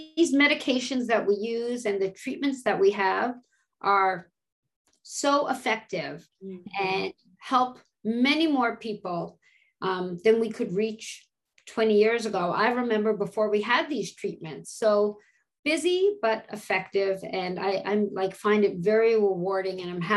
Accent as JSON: {"language": "English", "country": "Canada", "moved": "as an adult", "lives_now": "United States", "said": "being a Canadian and coming to the States and seeing patients"}